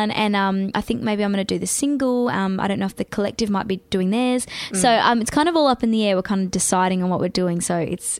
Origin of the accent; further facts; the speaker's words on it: Perth, Western Australia, Australia; moved away as an adult; I missed Perth.